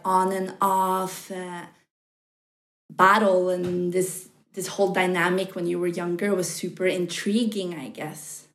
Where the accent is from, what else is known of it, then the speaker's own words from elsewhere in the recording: Norway; moved away as an adult; also born or lived in New York; I'm from Norway.